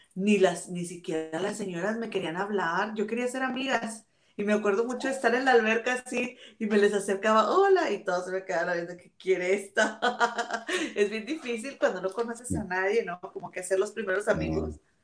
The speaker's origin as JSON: {"language": "Spanish", "town": "Monterrey", "region": "Nuevo León", "country": "Mexico", "also_born_or_lived": "England", "moved": "as an adult", "lives_now": "United Kingdom", "said": "nosotras somos de Monterrey"}